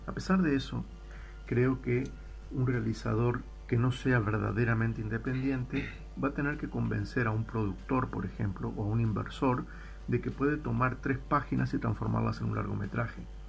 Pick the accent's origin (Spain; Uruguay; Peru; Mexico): Uruguay; moved away as an adult; me fui de, Uruguay y me fui de Latinoamérica hace más de 20 años.